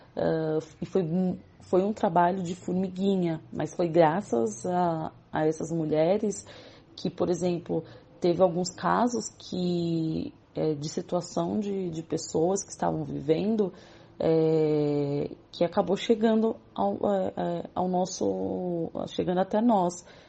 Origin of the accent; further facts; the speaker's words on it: São Paulo, Brazil; eu sou da comunidade do Jardim Colombo, que faz parte do Complexo de Paraisópolis, em São Paulo. É, nasci nessa comunidade